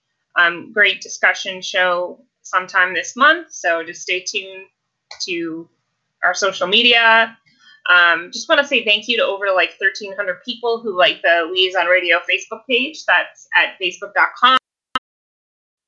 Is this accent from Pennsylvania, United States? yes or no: no; southwest suburbs of Chicago, Illinois, United States; I'm from Illinois